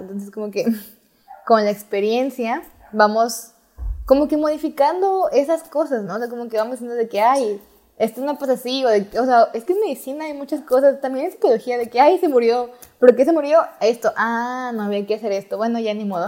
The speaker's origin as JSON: {"language": "Spanish", "country": "Mexico", "said": "estoy en México, soy mexicana"}